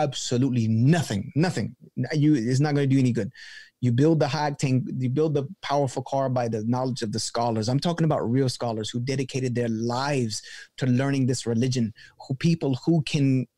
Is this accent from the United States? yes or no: yes; the South, United States; I'm from the South. And so I equate things with kind of like my upbringing. And I grew up in the church community in the South